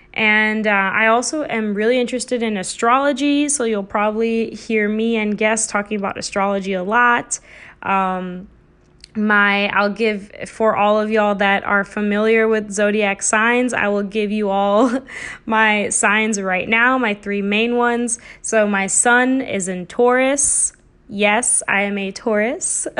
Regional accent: United States; I come from a South Asian cultural background, but I was also born and raised in America.

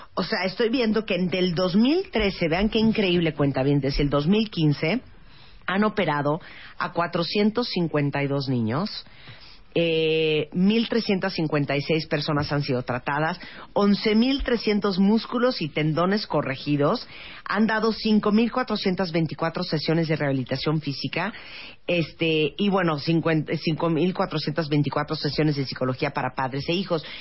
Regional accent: Nicaragua; moved away as an adult; now in Mexico; soy nicaragüense, vivo en México desde hace ocho años.

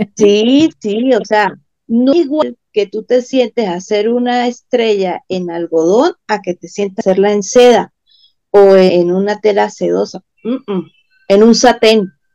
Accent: Venezuela; en países como Venezuela, Argentina, que también estamos complicados políticamente

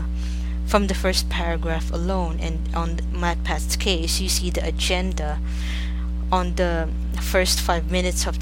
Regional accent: Philippines; I'm from the Philippines

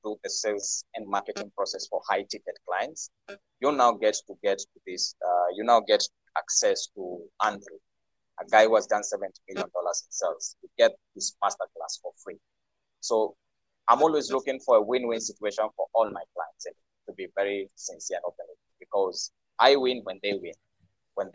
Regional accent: Kenya; moved away; I'm from Kenya myself. Live based here.

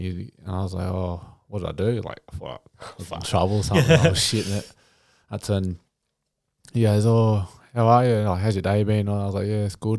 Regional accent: Kempsey, New South Wales, Australia; I grew up in Kempsey my whole life.

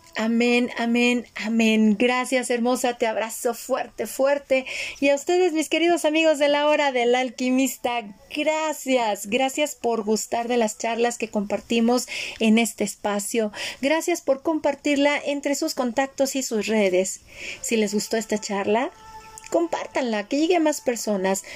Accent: Mexico; yo nací en México y crecí en México

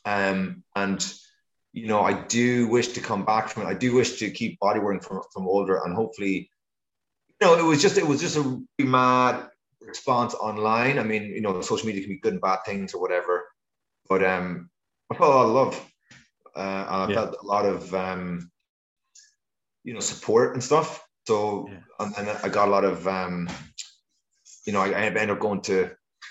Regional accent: Ireland; when I was growing up in Ireland, it was the best place on earth to go bodyboarding

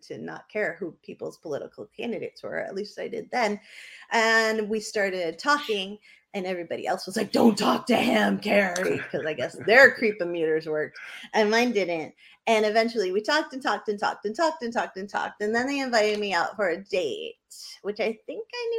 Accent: New Hampshire, United States; moved away; I grew up in New Hampshire

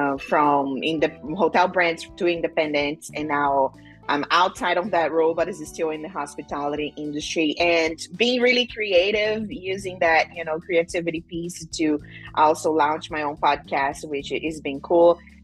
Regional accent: Cuiabá, Mato Grosso, Brazil; English is a second language; moved away as an adult; now in United States; I came from Brazil for an internship program about 15 years ago, and I did study hospitality in Cuiabá, Mato Grosso, where I'm from.

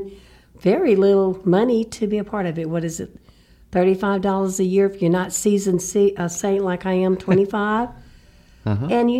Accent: Shreveport, Louisiana, United States; moved away as an adult; now in Lafayette, United States; From Shreveport, Louisiana. I mean, up north, four hours away, basically North Louisiana

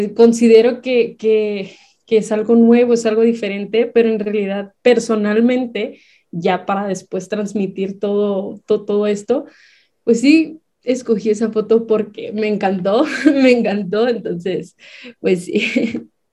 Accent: Baja California, Mexico; moved away as an adult; now in Chihuahua, Mexico; yo no soy de aquí, yo soy originaria de Baja California.

